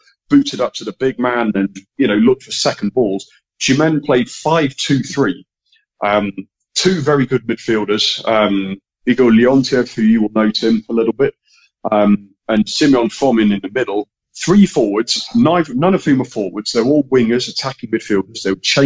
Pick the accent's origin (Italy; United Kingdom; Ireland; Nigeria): United Kingdom; Manchester, North West England; moved away; I was born in England, born in Manchester.